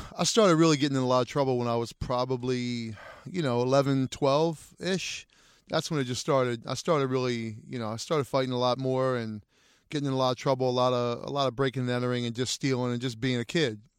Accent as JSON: {"language": "English", "town": "Wilmington", "region": "Delaware", "country": "United States", "tie": "born or raised there", "moved": "yes", "said": "I grew up in, for the most part of my life in, in Wilmington, Delaware"}